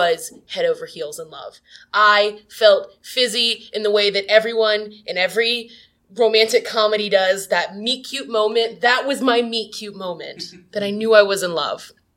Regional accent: East Coast, United States; I am from the East Coast

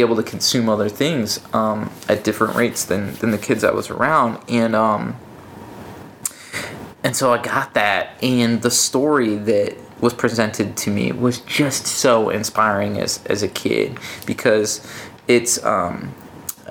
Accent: Hinckley, Illinois, United States; also born or lived in Aurora, Illinois; we moved from Aurora, Illinois when I was 10 to this small town, Hinckley.

